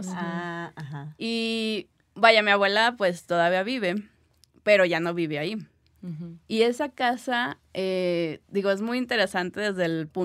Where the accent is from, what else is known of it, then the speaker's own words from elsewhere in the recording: Gómez Palacio, Durango, Mexico; no sé si es también por donde yo, de donde yo vengo, que es una ciudad de Durango, se llama Gómez Palacio, entonces... Eh, allá es una ciudad evidentemente muy pequeña y que tiene mucha historia por la revolución.